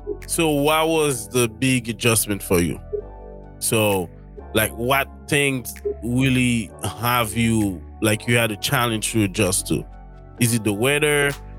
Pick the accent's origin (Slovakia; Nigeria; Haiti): Haiti; English is a second language; now in United States; I grew up in Haiti and I knew a lot in terms of I spoke English back in Haiti and learning English from high school. We had to take English and Spanish too. So French is our official